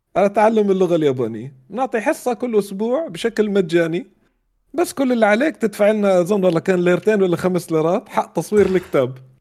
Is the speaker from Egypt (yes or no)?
no; Amman, Amman Governorate, Jordan; moved away as an adult; also born or lived in Riyadh; بيتنا في عمان زي كانه متحف متحف طفولتي